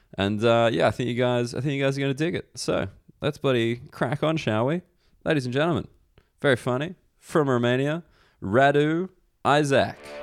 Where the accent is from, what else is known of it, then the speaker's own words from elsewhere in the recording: Australia; moved away; as an Australian person